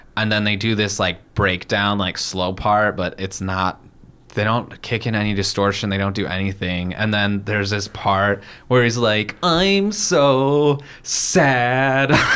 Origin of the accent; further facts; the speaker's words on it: United States; being American